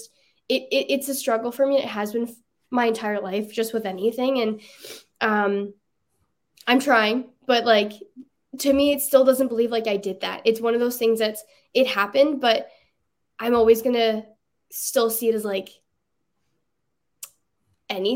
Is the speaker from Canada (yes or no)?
yes; Alberta, Canada; growing up in Alberta